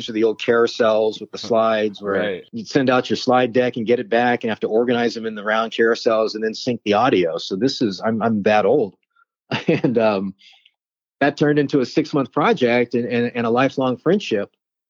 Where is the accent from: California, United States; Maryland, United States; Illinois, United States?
California, United States; Los Angeles; also born or lived in Palo Alto, California; I grew up in the San Fernando Valley, just outside of Los Angeles.